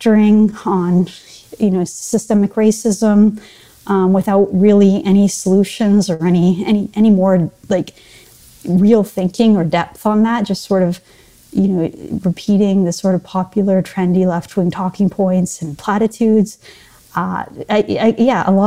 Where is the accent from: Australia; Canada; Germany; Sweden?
Canada; Vancouver, British Columbia; now in Toronto, Canada; I grew up in British Columbia